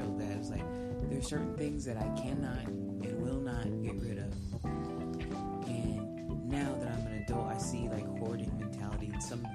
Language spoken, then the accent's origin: English; Round Rock, Texas, United States; I grew up in Round Rock, Texas